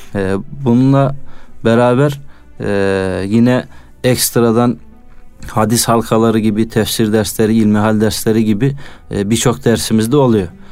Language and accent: Turkish; Çorum, Çorum Province, Turkey; moved away as an adult; also born or lived in Konya; 95 Çorum doğumluyum